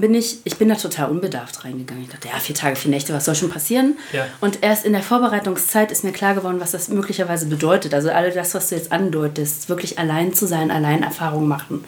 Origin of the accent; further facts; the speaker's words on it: Spreewald, Brandenburg, Germany; now in Essen, Germany; Geboren bin ich allerdings im Spreewald, also ich bin ein echtes Landei